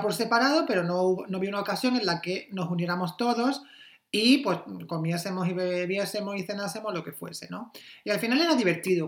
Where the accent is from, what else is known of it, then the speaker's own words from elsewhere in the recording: Almería, Andalusia, Spain; moved away as an adult; now in Berlin, Germany; yo soy de Almería